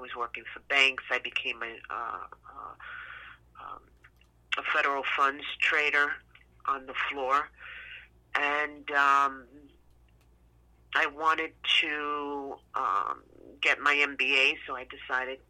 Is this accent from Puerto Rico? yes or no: yes; Puerto Rico; also born or lived in New York; I was born in New York and then was being raised in Puerto Rico